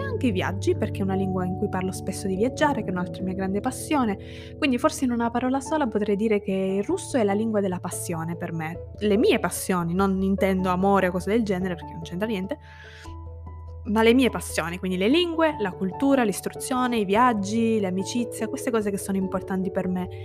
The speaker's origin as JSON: {"language": "Italian", "region": "Sicily", "country": "Italy", "first_language": "Italian and Sicilian", "moved": "yes", "lives_now": "Turin, Italy", "said": "io sono siciliana"}